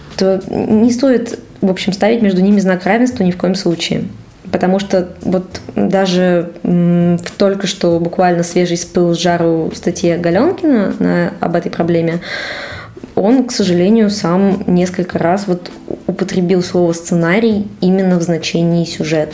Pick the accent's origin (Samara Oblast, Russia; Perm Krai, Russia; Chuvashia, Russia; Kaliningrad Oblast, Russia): Chuvashia, Russia; Cheboksary; moved away as an adult; also born or lived in Saint Petersburg; now in Moscow, Russia; Я уехала из своего родного города Чебоксаров в Петербург.